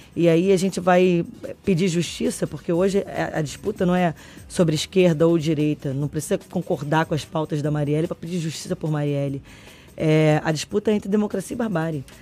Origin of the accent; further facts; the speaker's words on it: Brazil; enquanto brasileiro